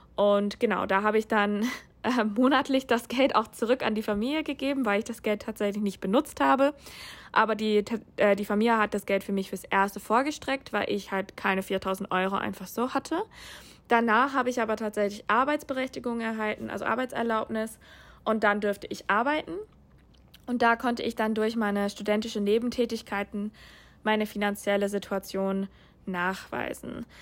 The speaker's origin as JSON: {"language": "German", "country": "United States", "also_born_or_lived": "Germany", "second_language": "German", "moved": "as an adult", "lives_now": "Hamburg, Germany", "said": "Ich komme ursprünglich aus den USA"}